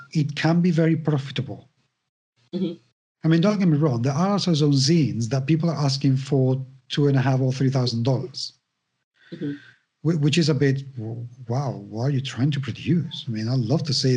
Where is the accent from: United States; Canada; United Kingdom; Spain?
Spain; English is a second language; I'm Spanish